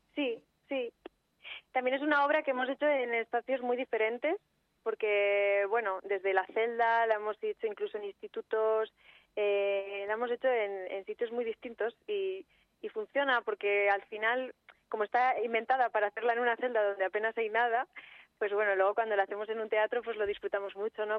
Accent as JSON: {"language": "Spanish", "town": "Segovia", "region": "Castile and León", "country": "Spain", "said": "yo soy de Segovia"}